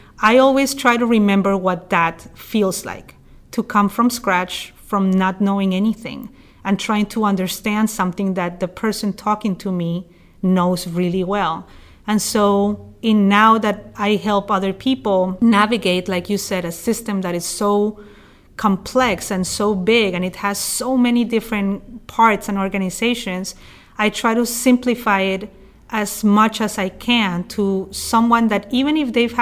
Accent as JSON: {"language": "English", "town": "Bogota", "region": "Bogotá Capital District", "country": "Colombia", "tie": "born or raised there", "also_born_or_lived": "New York City", "moved": "yes", "lives_now": "Oregon, United States", "said": "I'm originally from Colombia in South America, and I'm from the capital, from Bogota. So even though I grew up in a city of 8 million people"}